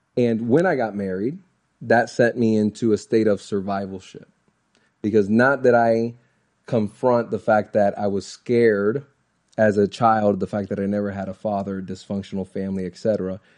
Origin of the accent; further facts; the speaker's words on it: Orlando, Florida, United States; I'm born and raised in Orlando, Florida